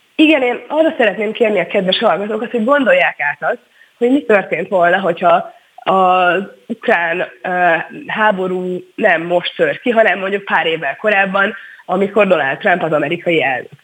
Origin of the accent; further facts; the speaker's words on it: Hungary; mi magyarként 10 millióan